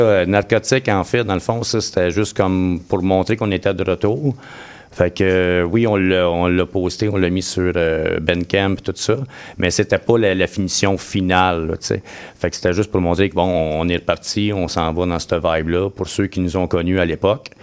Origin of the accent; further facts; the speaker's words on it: Joliette, Quebec, Canada; je suis natif de Joliette